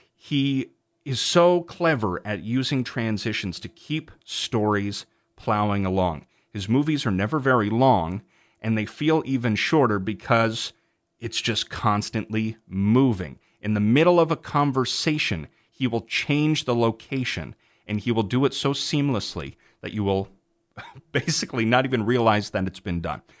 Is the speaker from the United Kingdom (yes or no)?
no; Canada; I am Canadian